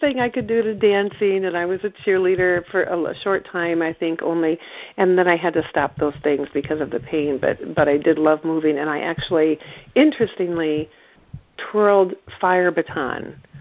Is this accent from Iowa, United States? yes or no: yes; East Central Iowa, United States; moved away as an adult; now in Northampton, United States; I grew up in East Central Iowa